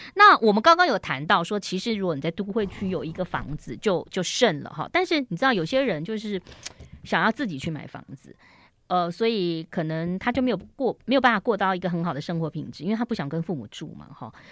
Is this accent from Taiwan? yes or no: yes; Taiwan; 我们台湾人好喜欢装潢哦